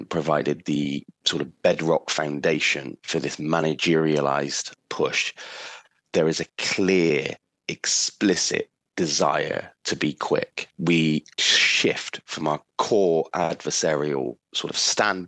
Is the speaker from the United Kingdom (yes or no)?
yes; England, United Kingdom; Being English